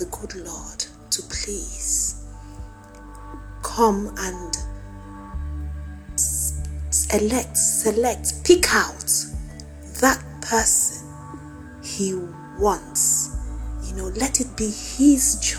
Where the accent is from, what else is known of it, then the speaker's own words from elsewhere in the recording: Nigeria; now in United Kingdom; my country, my home country, Nigeria